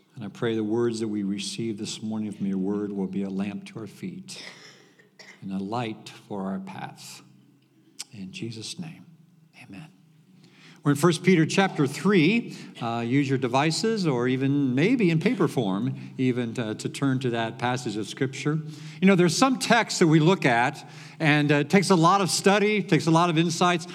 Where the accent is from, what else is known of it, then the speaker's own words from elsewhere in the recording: Venezuela; English is a second language; moved away as an adult; now in Plainfield, United States; from Venezuela.